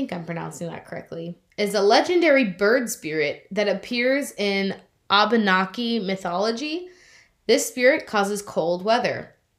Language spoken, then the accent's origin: English; United States; to me as an American